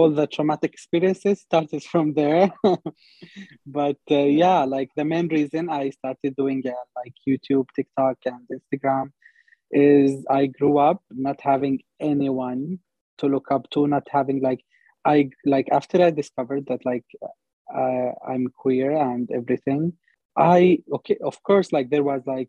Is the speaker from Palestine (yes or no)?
yes; Palestine; moved away as an adult; now in Montreal, Canada; I was born in Palestine, born and raised there. Then I came to Canada 2 years ago